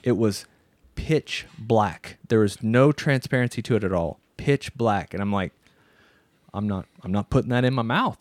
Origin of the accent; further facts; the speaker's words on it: Midwest, United States; we're from the Midwest. So people from the United States, from the Midwest, we're used to seeing cows